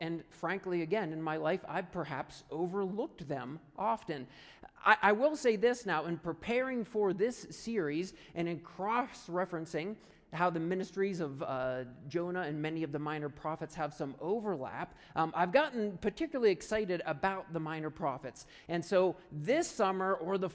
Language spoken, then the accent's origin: English; right outside of Punxsutawney, Pennsylvania, United States; moved away; I grew up right outside of Punxsutawney, Pennsylvania